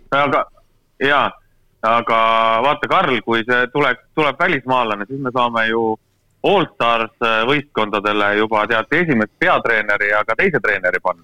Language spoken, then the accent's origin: Estonian; Estonia; mina olen eestlane